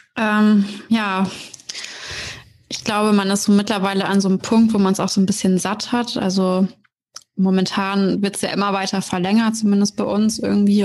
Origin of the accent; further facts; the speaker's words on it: Oldenburg, Lower Saxony, Germany; bin 28 Jahre alt und komme aus Oldenburg.